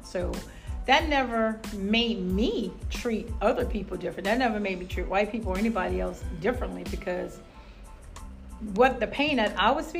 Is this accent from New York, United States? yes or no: no; New Iberia, Louisiana, United States; I am from New Iberia, Louisiana, born and raised there.